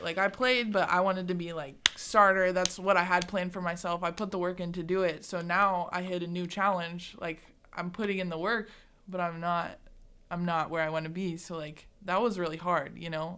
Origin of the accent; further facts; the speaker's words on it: Greeley, Colorado, United States; now in McCook, United States; I grew up in Greeley